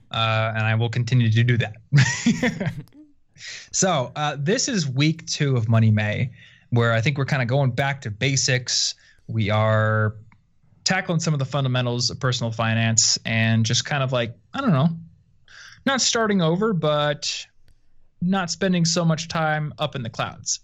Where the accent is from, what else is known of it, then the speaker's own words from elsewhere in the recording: Iowa, United States; moved away; I'm from Iowa originally, so kind of a sleepy town comparatively.